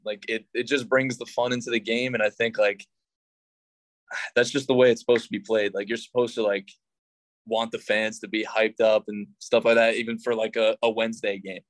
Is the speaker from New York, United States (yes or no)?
yes; New York, United States; now in San Jose, United States; I'm from New York